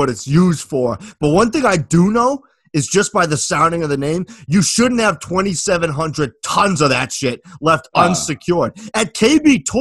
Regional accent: United States; me being American

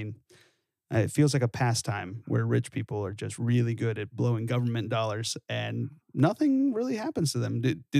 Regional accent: California, United States; growing up in California

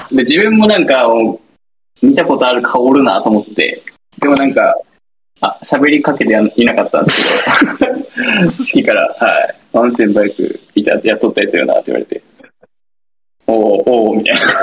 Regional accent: Kumamoto, Japan; もともと僕も熊本出身なんで

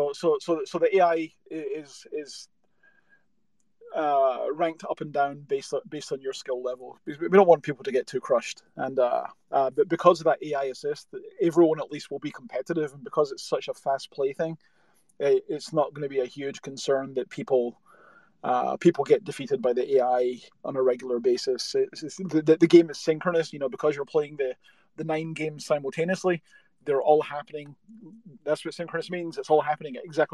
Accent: Scotland, United Kingdom; I'm from Scotland, so I also talk very quickly just by default

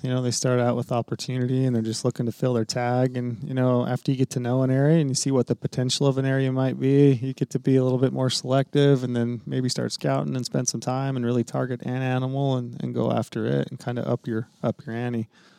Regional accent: southern Utah, United States; I grew up in southern Utah.

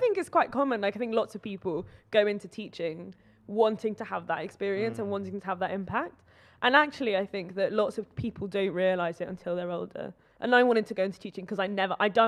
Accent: Oxford, South East England, United Kingdom; moved away; also born or lived in London; I grew up in Oxford

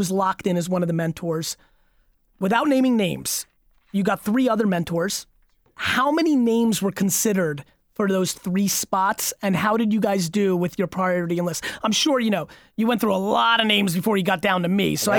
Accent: Belarus; born there; I was born in Belarus.

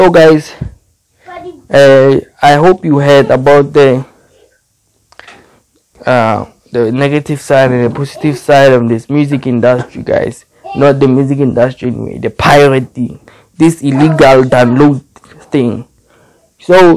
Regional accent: South Africa; Where I'm from South Africa

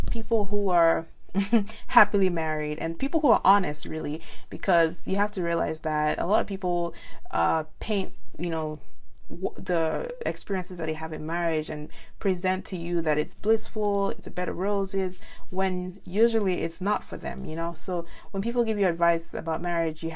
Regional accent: Nigeria; now in United States; being Nigerian

